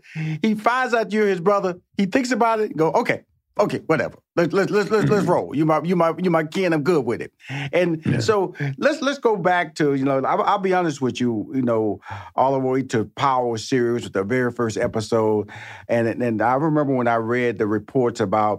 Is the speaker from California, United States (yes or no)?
no; Houston, Texas, United States; also born or lived in New York, United States; I lived in New York 4 years, I'm originally from Houston, Texas. I lived in New York 4 years.